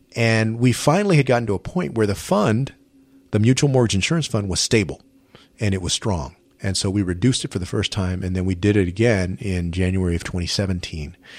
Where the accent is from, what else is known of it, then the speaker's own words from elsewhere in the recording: San Antonio, Texas, United States; I grew up in San Antonio